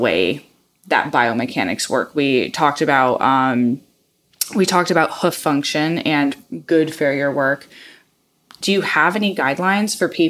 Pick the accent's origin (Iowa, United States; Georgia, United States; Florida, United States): Iowa, United States; moved away; I grew up in the Midwest, in Iowa